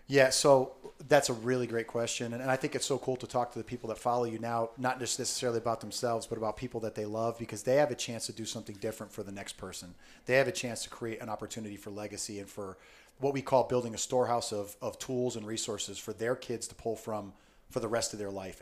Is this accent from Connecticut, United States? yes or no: yes; Southern Connecticut, United States; I grew up in Southern Connecticut